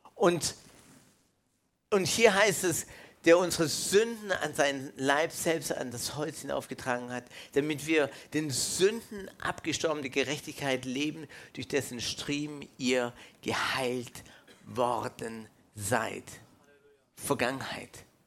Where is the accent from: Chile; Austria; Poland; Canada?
Canada; now in Germany; ich bin aus Kanada, ich bin ursprünglich äh, Kanadier, äh, in Kanada geboren